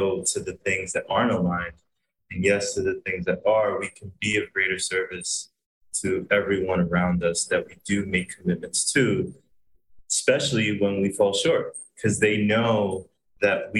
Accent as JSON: {"language": "English", "region": "Pennsylvania", "country": "United States", "tie": "born or raised there", "moved": "yes", "lives_now": "Puerto Rico"}